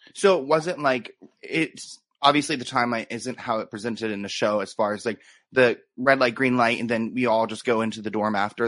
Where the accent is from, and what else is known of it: United States; born or raised there